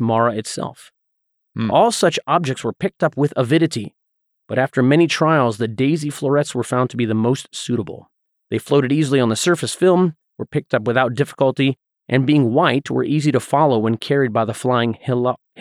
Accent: Southeast, United States; growing up in the Southeast

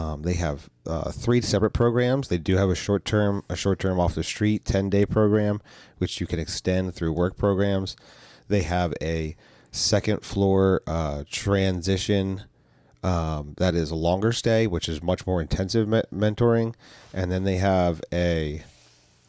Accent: New Jersey, United States; we're from South Jersey, and we're used to a ministry

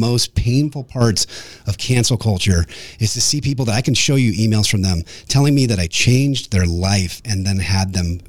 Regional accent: Nashville, Tennessee, United States; I'm from Nashville.

